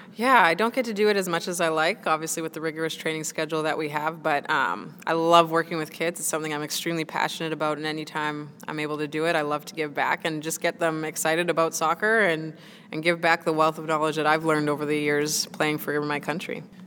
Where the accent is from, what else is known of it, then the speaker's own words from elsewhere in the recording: Winnipeg, Manitoba, Canada; moved away as an adult; now in Nottingham, United Kingdom; playing in the NWSL is my first time uh, leaving my hometown of Winnipeg